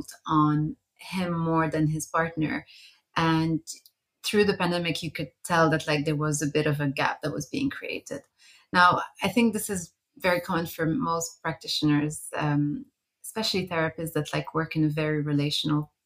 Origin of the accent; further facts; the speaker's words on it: Montreal, Quebec, Canada; also born or lived in Beirut, Lebanon; now in London, United Kingdom; Before that, I lived in Beirut, which is where I'm originally from. And I grew up in Montreal. So I spent a good 17 years in North America